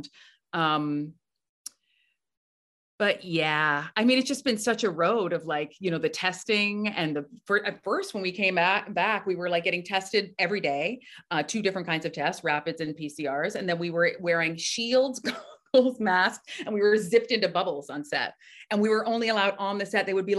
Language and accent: English; Canada; now in New York, United States; I'm from Canada